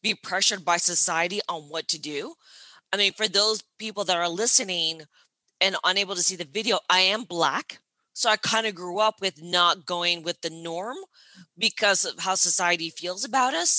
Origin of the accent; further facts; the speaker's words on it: Toronto, Ontario, Canada; moved away as an adult; also born or lived in Brooklyn, New York; now in New York, United States; I'm based in Brooklyn, New York, but I'm originally from Toronto, Canada.